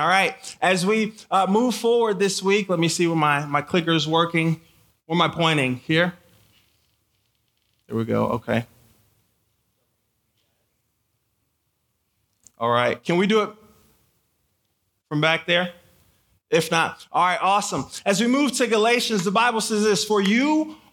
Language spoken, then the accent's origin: English; Michigan, United States; also born or lived in Haiti; I was born in Haiti. I grew up in Michigan